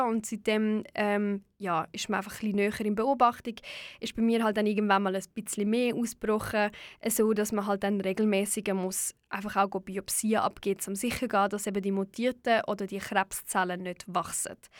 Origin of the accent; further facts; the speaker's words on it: Switzerland; bei uns in der Schweiz